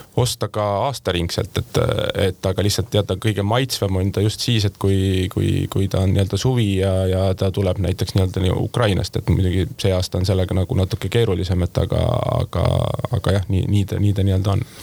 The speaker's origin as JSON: {"language": "Estonian", "region": "South Estonia", "country": "Estonia", "said": "Lõuna-Eestist pärit inimesele"}